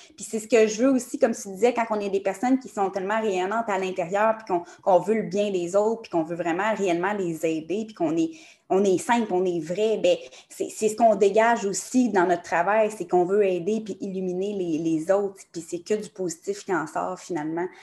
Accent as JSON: {"language": "French", "town": "Montreal", "region": "Quebec", "country": "Canada", "tie": "born or raised there", "said": "J'ai été élevée aussi à Montréal"}